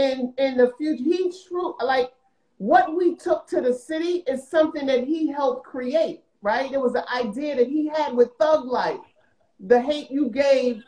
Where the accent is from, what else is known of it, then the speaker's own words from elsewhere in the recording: New York City, New York, United States; I'm from South Jamaica, Queens